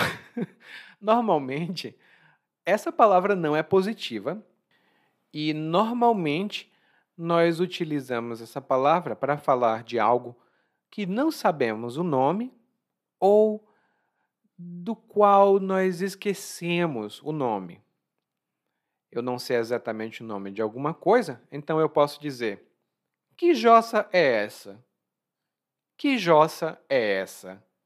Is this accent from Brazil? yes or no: yes; Brazil; Eu sou brasileiro